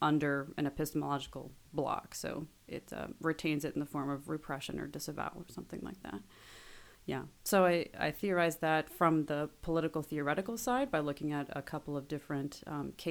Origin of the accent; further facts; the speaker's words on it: Bloomington, Indiana, United States; I grew up in Bloomington, Indiana